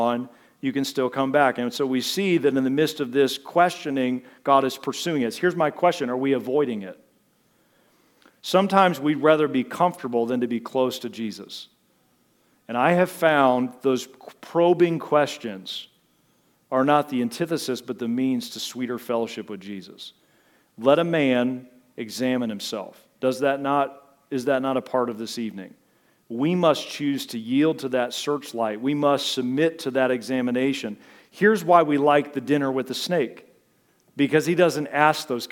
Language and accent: English; United States; I'm from America.